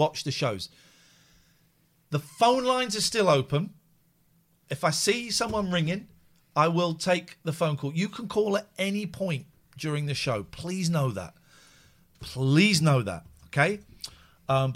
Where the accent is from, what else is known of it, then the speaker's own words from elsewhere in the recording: Slough, South East England, United Kingdom; moved away; I grew up in Slough, so I know this place very, very well